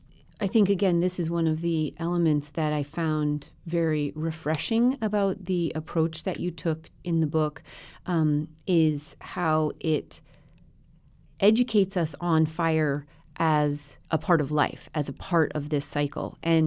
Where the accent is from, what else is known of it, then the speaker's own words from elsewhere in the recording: Colorado, United States; So I grew up in Colorado at about 8,000 feet west of Denver and definitely in the Ponderosa Pine.